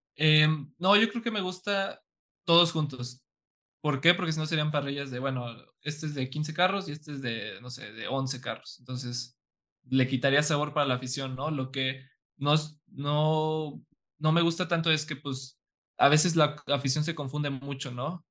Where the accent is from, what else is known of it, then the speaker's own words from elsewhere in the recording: San Luis Potosí, Mexico; yo soy de San Luis